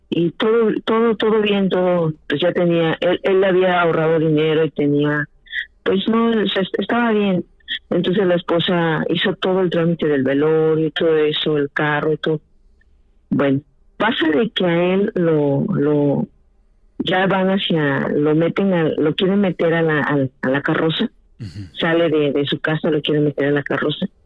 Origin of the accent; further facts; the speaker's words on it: Mexico; now in Watertown, United States; ahí en México, de donde soy.